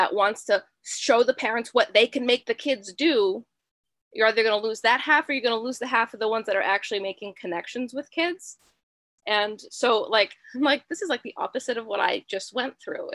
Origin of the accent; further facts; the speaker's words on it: Pennsylvania, United States; I'm actually from Pennsylvania